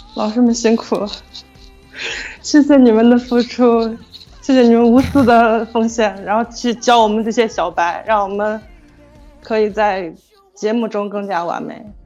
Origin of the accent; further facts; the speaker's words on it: Xi'an, Shaanxi, China; 我来自西安